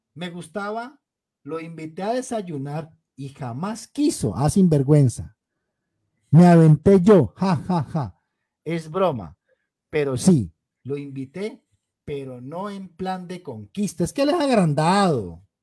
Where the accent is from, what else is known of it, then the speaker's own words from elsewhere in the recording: Cali, Valle del Cauca, Colombia; Rodrigo y yo somos caleños